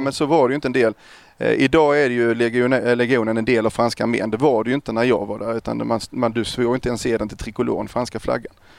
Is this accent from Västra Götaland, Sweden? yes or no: no; Kristianstad, Skåne, Sweden; Kristianstad född och uppvuxen där